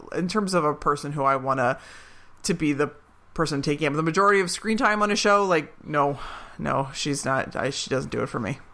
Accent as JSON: {"language": "English", "town": "Philadelphia", "region": "Pennsylvania", "country": "United States", "said": "I'm from Philadelphia"}